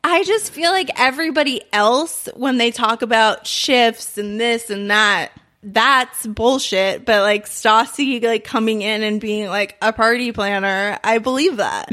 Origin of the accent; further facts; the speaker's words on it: New York, United States; moved away; I'm from New York